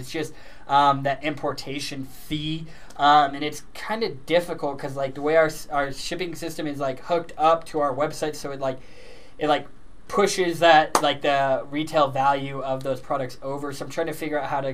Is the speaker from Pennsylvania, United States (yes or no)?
no; Colorado, United States; we are from Colorado